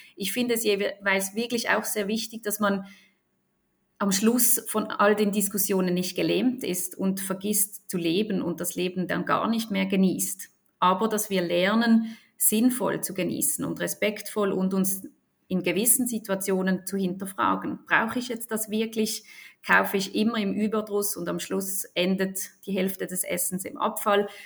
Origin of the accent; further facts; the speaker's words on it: Basel, Basel-Stadt, Switzerland; ich bin aus Basel, in Basel geboren und aufgewachsen